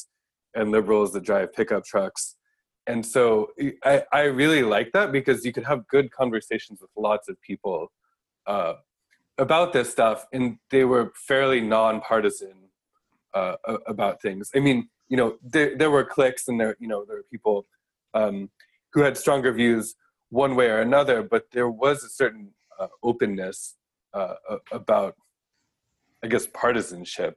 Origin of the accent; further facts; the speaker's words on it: Colorado, United States; also born or lived in Boston / San Francisco / East Palo Alto; now in Osaka, Japan; in Colorado, my hometown is in a swing county